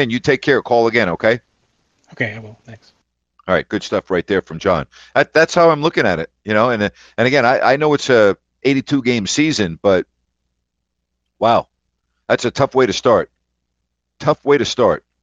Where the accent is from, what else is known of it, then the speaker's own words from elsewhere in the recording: New York, United States; moved away; also born or lived in California; it's really so different than where I grew up in New York and so different than California.